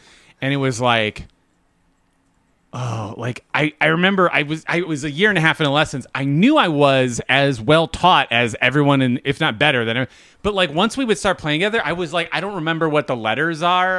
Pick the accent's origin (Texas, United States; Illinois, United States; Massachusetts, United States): Illinois, United States; Chicago; also born or lived in Homewood, United States